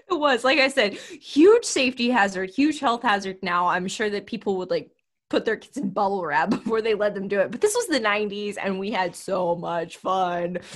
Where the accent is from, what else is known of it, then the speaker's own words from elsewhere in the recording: Texas, United States; I'm from Texas